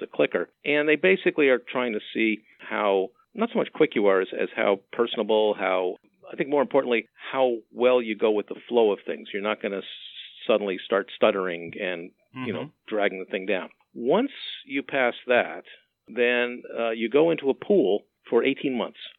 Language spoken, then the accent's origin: English; Montreal, Quebec, Canada; I grew up in Montreal